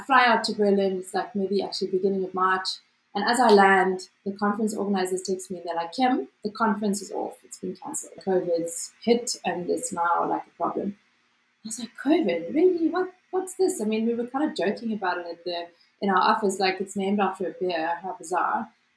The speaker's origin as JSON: {"language": "English", "country": "South Africa", "said": "As a South African"}